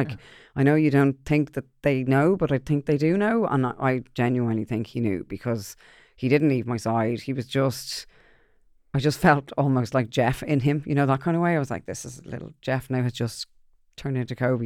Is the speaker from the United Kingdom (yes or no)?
no; Ireland; I'm Irish